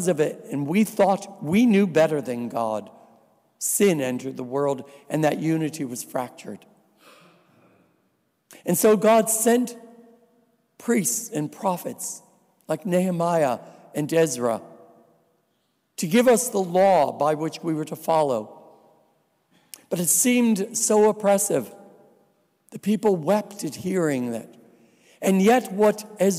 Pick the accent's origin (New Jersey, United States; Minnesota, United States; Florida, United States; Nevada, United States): New Jersey, United States; also born or lived in Grenada; now in Buffalo, United States; I'm a Polish boy. And I am originally from New Jersey